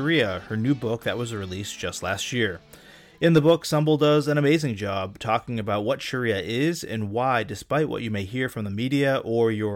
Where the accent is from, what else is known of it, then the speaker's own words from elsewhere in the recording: United States; I was raised in the States